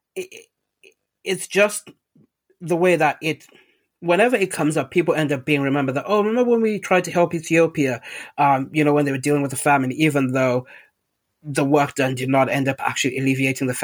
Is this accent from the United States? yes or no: no; Zimbabwe; moved away; when I was growing up in Zimbabwe, we had a fish tank in our house